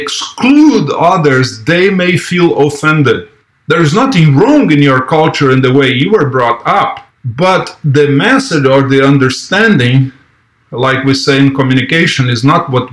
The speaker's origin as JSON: {"language": "English", "country": "Brazil", "tie": "born or raised there", "moved": "as an adult", "said": "I was born in Brazil. I lived there until I was 21."}